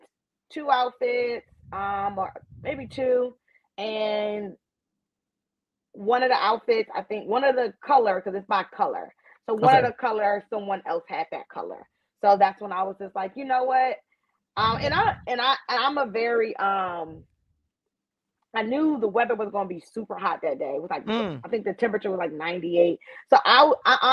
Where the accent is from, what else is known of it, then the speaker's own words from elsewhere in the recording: New York, United States; I'm from New York